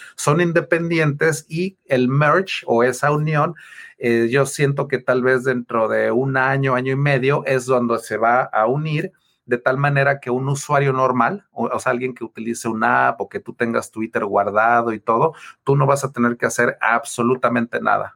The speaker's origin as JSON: {"language": "Spanish", "town": "Taxco", "region": "Guerrero", "country": "Mexico", "also_born_or_lived": "Mexico City", "said": "yo soy mexicano, yo soy de ahí cerquita de, Ciudad de México, de Tasco"}